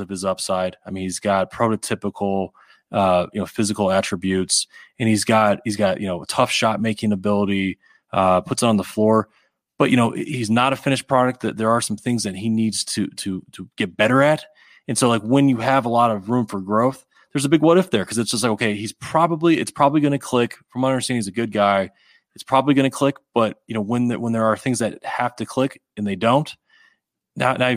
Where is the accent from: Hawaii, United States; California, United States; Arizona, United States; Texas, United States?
Arizona, United States; growing up in Arizona